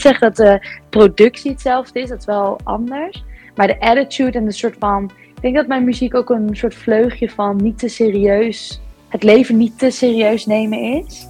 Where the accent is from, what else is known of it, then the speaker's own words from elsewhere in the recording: East Grinstead, South East England, United Kingdom; now in Netherlands; ik ben geboren in East Grinstead in eh, Sussex, dus het zuiden van eh, Engeland